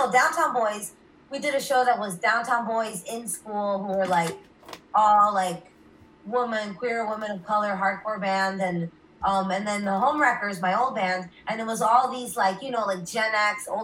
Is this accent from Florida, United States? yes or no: yes; Miami, Florida, United States; my upbringing was not a specific riot girl or queer core scene. I'm from Miami